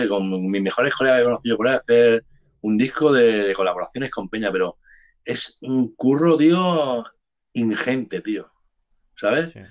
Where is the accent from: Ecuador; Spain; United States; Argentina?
Spain; Jerez de la Frontera, Andalusia; born there; porque yo soy, yo soy nacido en Jerez de las Frontera, entonces son mis colegas también, ¿sabes?